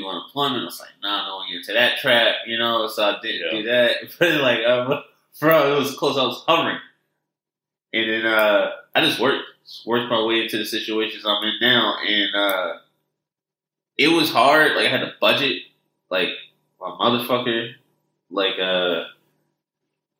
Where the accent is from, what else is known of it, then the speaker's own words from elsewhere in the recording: Philadelphia, Pennsylvania, United States; moved away as an adult; also born or lived in State College; now in Los Angeles, United States; I grew up in Philly